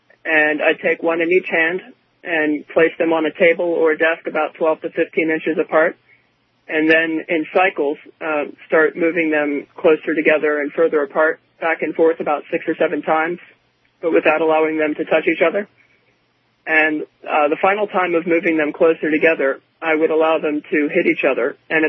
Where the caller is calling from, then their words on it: Baltimore, Maryland, United States; Hi, I'm … from Baltimore, Maryland.